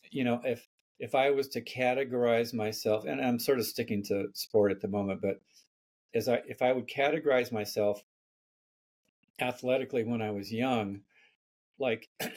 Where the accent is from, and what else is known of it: Palo Alto, California, United States; born or raised there